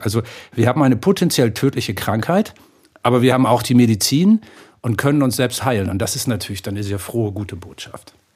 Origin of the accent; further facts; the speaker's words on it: Hamburg, Germany; now in Bavaria, Germany; ich bin jetzt zwar Bayer, Wahlbayer, ich lebe ja in diesem schönen Bundesland, aber ich bin in Hamburg geboren.